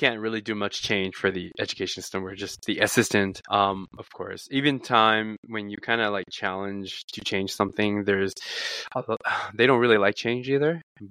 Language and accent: English; United States; now in Japan; I think the lie was that I am not American.